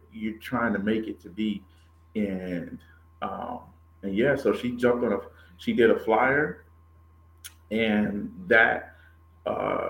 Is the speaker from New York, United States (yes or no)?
yes; New York, United States; moved away as an adult; now in Atlanta, United States; I'm originally from New York. I've been down here about 20 years, a little over 20 years